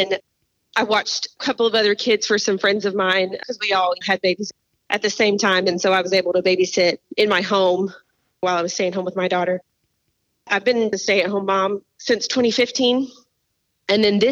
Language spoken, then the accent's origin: English; Smyrna, Tennessee, United States; moved away as an adult; also born or lived in Nashville, Tennessee / North Carolina; now in Dalton, United States; we actually moved out to a suburb of Nashville called Smyrna. And that's where I grew up and lived there until I was 31